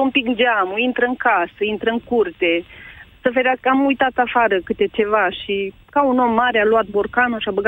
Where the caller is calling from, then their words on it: Băile Tușnad, Harghita County, Romania; Vă sunt de la Băile Tușnad, din județul Havita.